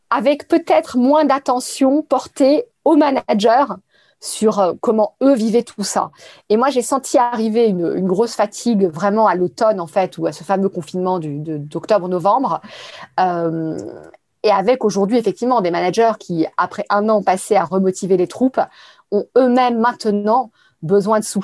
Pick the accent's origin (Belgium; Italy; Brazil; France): France; Paris, Île-de-France; Je suis euh, parisienne.